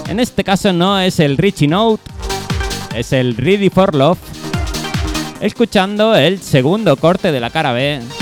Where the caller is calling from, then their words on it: Cartagena, Region of Murcia, Spain; de Cartagena.